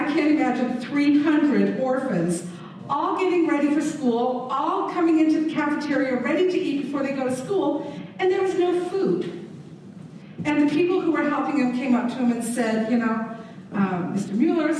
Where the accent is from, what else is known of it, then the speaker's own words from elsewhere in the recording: England, United Kingdom; I grew up in England. My parents were missionaries in Germany and England